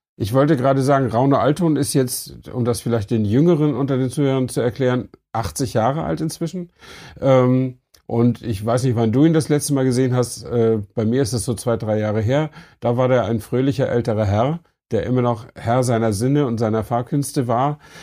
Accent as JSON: {"language": "German", "town": "Flensburg", "region": "Schleswig-Holstein", "country": "Germany", "tie": "born or raised there", "said": "ich stamme ja aus Flensburg"}